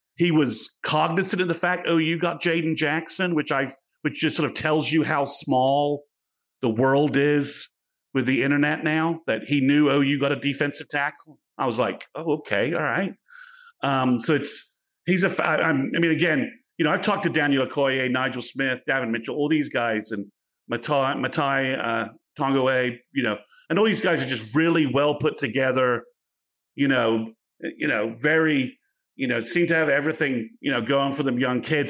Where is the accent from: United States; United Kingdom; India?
United Kingdom; England; moved away; I'm from England